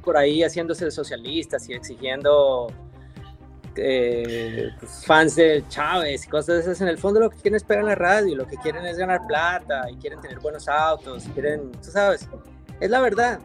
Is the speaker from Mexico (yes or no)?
no; Quito, Pichincha, Ecuador; moved away as an adult; also born or lived in Colombia / Europe / United States; now in Miami, United States; soy colombiano, crecí en Ecuador